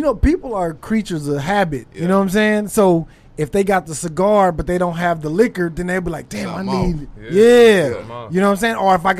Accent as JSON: {"language": "English", "region": "California", "country": "United States", "moved": "yes", "said": "I'm from California originally"}